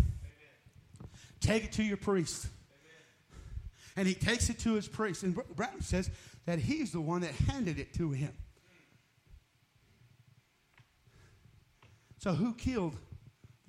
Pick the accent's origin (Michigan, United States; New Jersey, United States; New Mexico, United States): New Mexico, United States; I'm from New Mexico